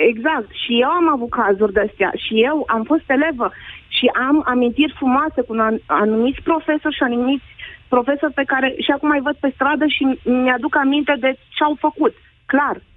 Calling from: Brașov, Brașov County, Romania; Uh, sunt din Brașov, am o fetiță și un clasa șasea

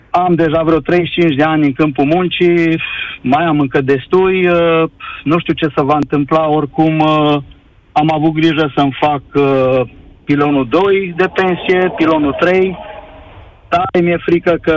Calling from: Cluj-Napoca, Cluj County, Romania; sunt din Cluj, mă bucur să te aud, îmi place emisiunea ta, ascult de mult timp.

